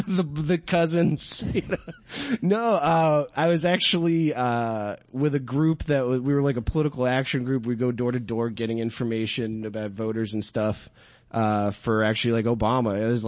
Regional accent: New Hampshire, United States; growing up in New Hampshire, there was, a huge nudist colony kind of thing by Lee, New Hampshire, by the Lee Speedway.

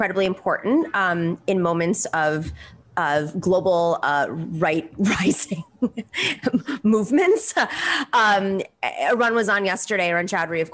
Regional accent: United States; as an American

